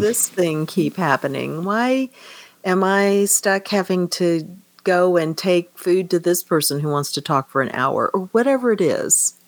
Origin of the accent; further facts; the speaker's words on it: Kansas, United States; moved away as an adult; I grew up in Kansas